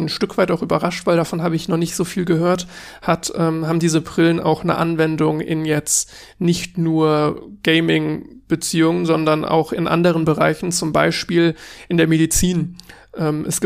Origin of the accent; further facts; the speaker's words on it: Cologne, North Rhine-Westphalia, Germany; ich komme halt aus Köln und ich dachte mir, es kann nicht sein, dass ich aus Köln komme und da in der Umgebung gewohnt habe für, naja, lass mich überlegen, 20 Jahre und nie auf der Gamescom war.